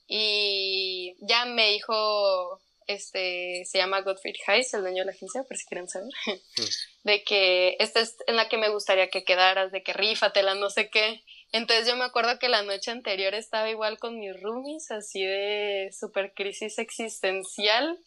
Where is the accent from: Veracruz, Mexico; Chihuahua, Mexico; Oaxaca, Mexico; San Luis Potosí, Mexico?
Chihuahua, Mexico; moved away as an adult; now in Mexico City, Mexico; Soy de Chihuahua, Chihuahua